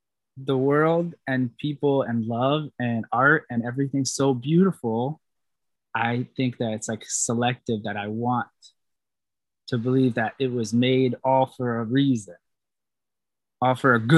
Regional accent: New York, United States; now in Los Angeles, United States; I'm from New York

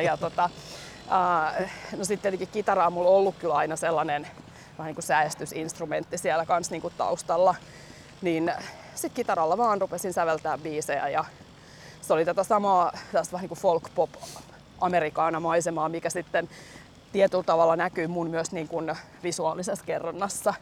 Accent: Helsinki, Uusimaa, Finland; Mun lapsuuden koti on tossa.

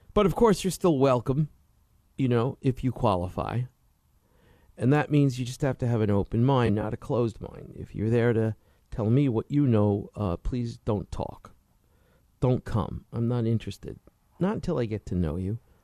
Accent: New York City, New York, United States; growing up in Brooklyn, New York as a kid

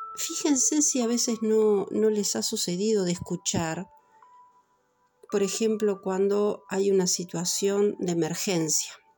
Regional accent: Montevideo, Uruguay; Yo soy de Montevideo, de Uruguay

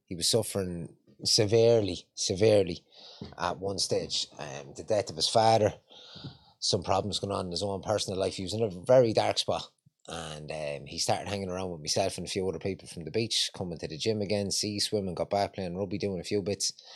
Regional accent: Longford, Leinster, Ireland; moved away as an adult; also born or lived in Ballymun, Dublin; now in Dublin, Ireland; I haven't got a Dublin accent, I'm from Longford.

